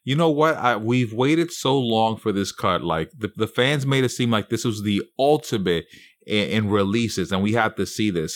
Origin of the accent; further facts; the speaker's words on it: New York, United States; being a New Yorker